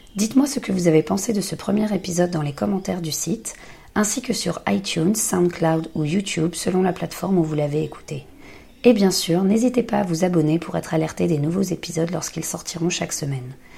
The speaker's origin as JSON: {"language": "French", "town": "Paris", "region": "Île-de-France", "country": "France", "moved": "yes", "lives_now": "Australia", "said": "je suis parisienne"}